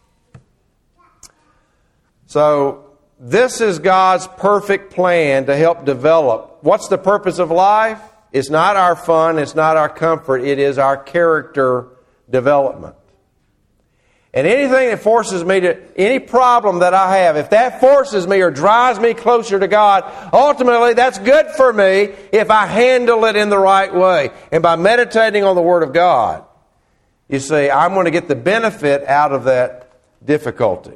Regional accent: Murfreesboro, Tennessee, United States; I grew up in Murfreesboro, Tennessee

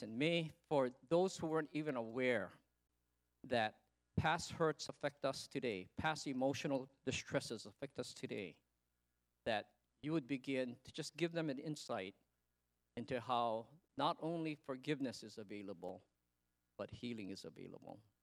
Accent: United States; also born or lived in Okinawa; I'm American, Okinawan

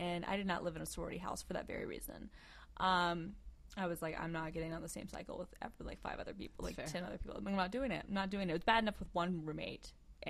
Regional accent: Georgia, United States; I'm from Georgia.

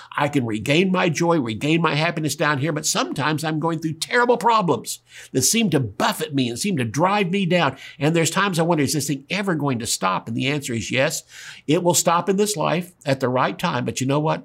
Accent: the South, United States; I'm from the South

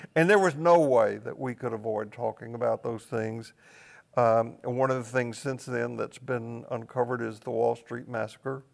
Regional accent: Tennessee, United States; I grew up in Tennessee on the w, just the west side of Appalachia

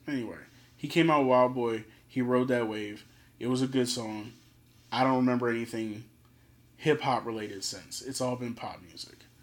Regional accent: Philadelphia, Pennsylvania, United States; I'm from Philly

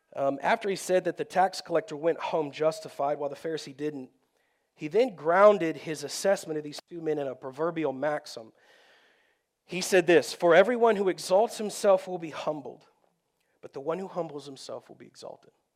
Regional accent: Texas, United States; I grew up in Texas

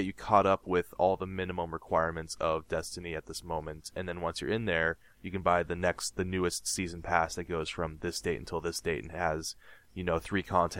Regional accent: United States; And we're from America, he's from Canada.

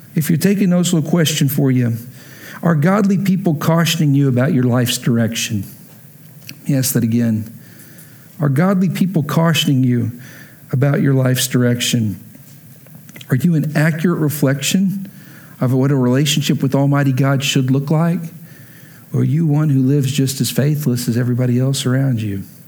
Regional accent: Lubbock, Texas, United States; moved away as an adult; also born or lived in Oklahoma; I grew up in Lubbock, every picture of me as a little kid is me in a Texas Tech shirt

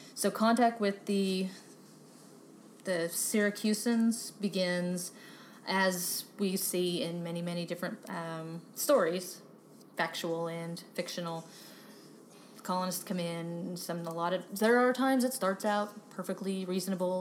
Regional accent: Texas, United States; moved away; also born or lived in Pennsylvania; I'm from Texas

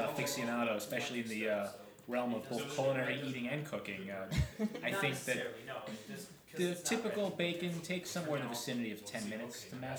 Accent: New Jersey, United States; we're both from New Jersey.

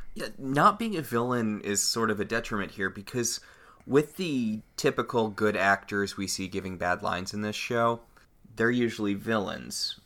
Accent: United States; I'm an American

